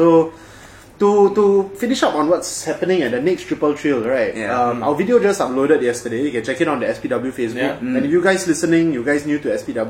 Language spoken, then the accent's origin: English; Singapore; We are Singaporean. This is home truly.